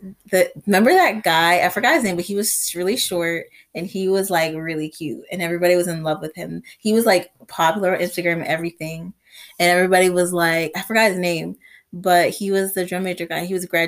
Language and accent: English; the South, United States; growing up in the South and stuff, and going, especially our county is very black.